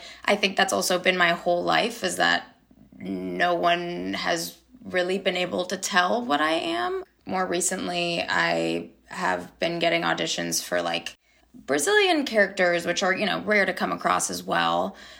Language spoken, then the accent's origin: English; United States; But I was born in America, so kind of have a little sprinkle of everything.